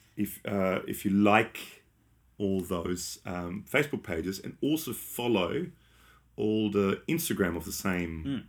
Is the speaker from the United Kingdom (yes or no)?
no; Australia; we're from Australia